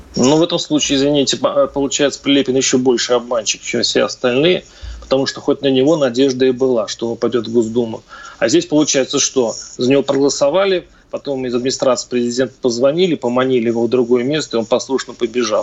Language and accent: Russian; Mordovia, Russia; Я сам из Мордовии